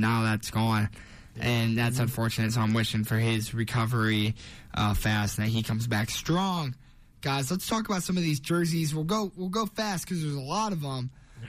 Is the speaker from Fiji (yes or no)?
no; Akron, Ohio, United States; I grew up in Akron, but we all lived in Ohio.